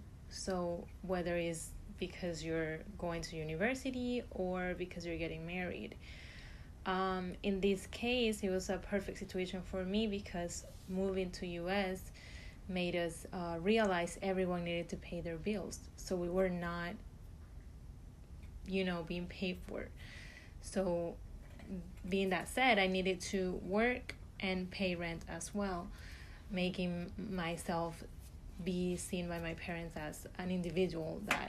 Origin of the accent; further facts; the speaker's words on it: Venezuela; moved away as an adult; now in Gainesville, United States; I'm originally from Venezuela, and I've lived here for 6 years.